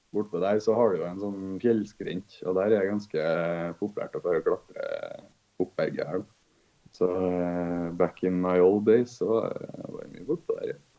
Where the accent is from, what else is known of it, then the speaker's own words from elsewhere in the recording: Trondheim, Trøndelag, Norway; Jeg kommer fra Trondheim.